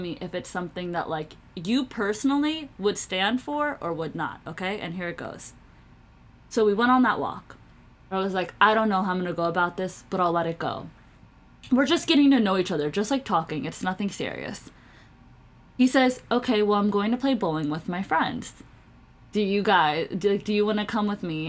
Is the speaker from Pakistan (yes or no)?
yes; Pakistan; I shouldn't have identified myself as South Asian because I am like Pakistani